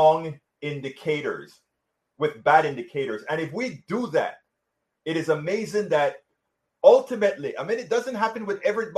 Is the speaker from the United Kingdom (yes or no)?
no; Panama; I am from Central America, right. Panama. I'm from Panama